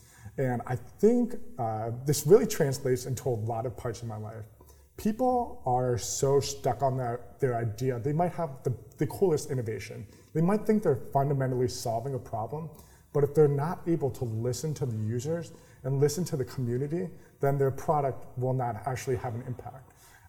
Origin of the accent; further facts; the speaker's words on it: New York, United States; So I am a New Yorker. I don't have the accent of a New Yorker. I like my coffee. I completely lost the New York accent.